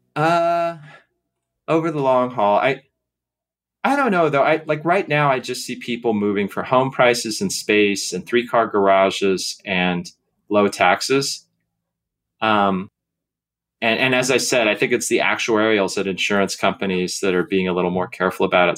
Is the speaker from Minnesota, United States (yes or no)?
no; Seattle, Washington, United States; when I was a kid growing up in Seattle